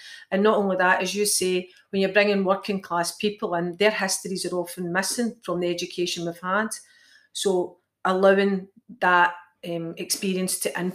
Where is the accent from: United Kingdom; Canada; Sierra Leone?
United Kingdom; Clydebank, Scotland; I'm from Clydebank